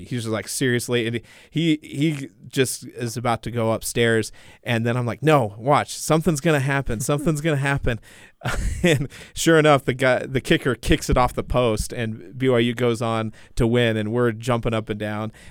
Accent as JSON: {"language": "English", "region": "Washington", "country": "United States", "tie": "born or raised there", "said": "I grew up in Washington"}